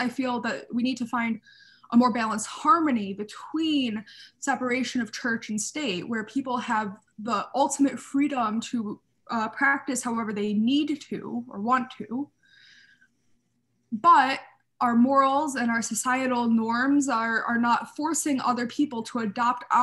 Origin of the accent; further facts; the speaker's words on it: United States; as an American Orthodox Jew